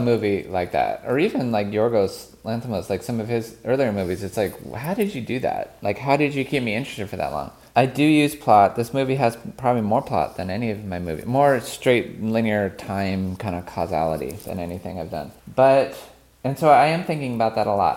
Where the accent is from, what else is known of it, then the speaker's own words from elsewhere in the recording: United States; I'm an American born in the, in the sixties